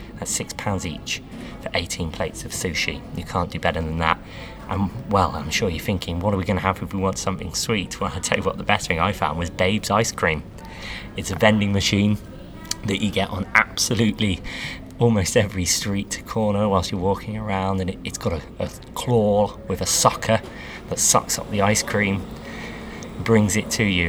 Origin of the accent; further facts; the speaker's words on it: United Kingdom; being British magicians